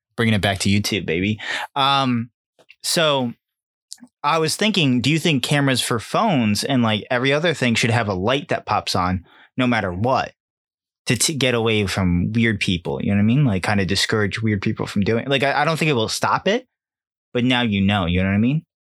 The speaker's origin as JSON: {"language": "English", "region": "Connecticut", "country": "United States", "said": "we're from Connecticut"}